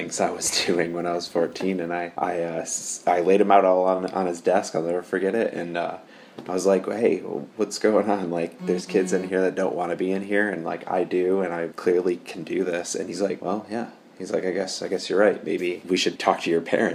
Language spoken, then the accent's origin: English; Michigan, United States; I grew up in Michigan